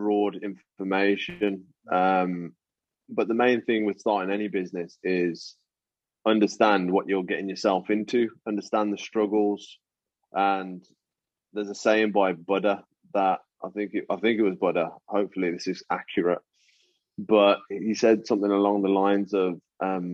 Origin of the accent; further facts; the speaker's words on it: United Kingdom; I'm British Indian, man. So my parents were born here, but their parents, my grandparents, all come from the Punjab